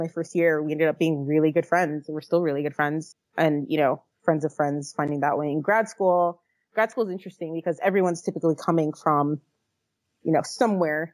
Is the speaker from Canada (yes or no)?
no; Fort Lauderdale, Florida, United States; moved away as an adult; also born or lived in Virginia; now in California, United States; that's where I'm from. That's where my family is, born and raised.